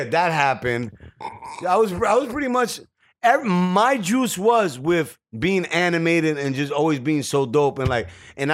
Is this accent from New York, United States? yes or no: yes; New York City, New York, United States; also born or lived in Mosholu, the Bronx; I live in Mushulu for now, nigga. I'm from Gun Hill, Decatur